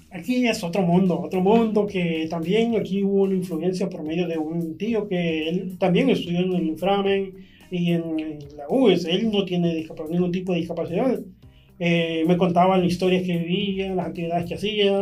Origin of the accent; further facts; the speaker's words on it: San Salvador, El Salvador; Soy originario de San Salvador, Nací en el año de 1983